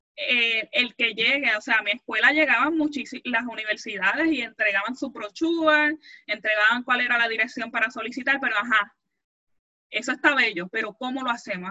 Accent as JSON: {"language": "Spanish", "country": "Puerto Rico", "said": "nosotros como puertorriqueños"}